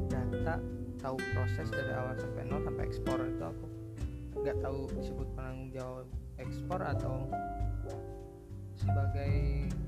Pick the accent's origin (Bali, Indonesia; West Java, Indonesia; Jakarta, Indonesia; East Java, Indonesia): West Java, Indonesia; Majalengka; nah pindah ke kota aku kota Majalengka gitu kan bangun pabrik di situ